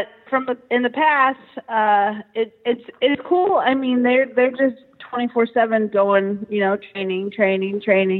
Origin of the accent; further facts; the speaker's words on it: Stockton, California, United States; also born or lived in Miami, Florida; I grew up in Stockton, California. And lived here my whole life